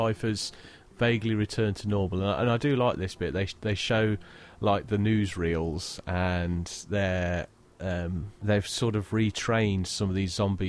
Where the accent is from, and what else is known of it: United Kingdom